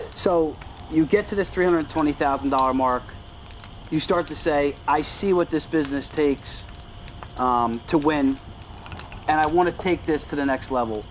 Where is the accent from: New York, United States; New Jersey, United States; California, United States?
New Jersey, United States; Brick; being from Brick